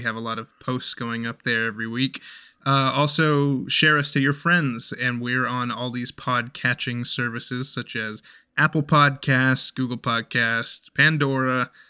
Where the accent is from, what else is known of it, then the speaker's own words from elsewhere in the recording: Canada; We're also Canadian